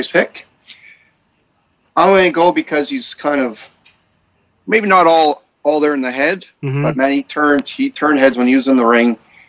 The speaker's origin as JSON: {"language": "English", "country": "Canada", "said": "being Canadian"}